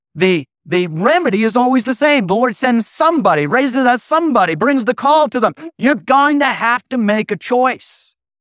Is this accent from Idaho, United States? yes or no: yes; Idaho, United States; I was raised in Idaho.